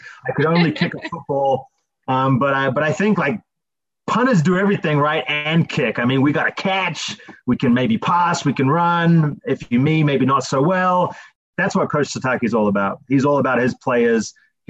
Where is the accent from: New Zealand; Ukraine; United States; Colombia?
New Zealand; moved away; I'm from New Zealand, hence the accent.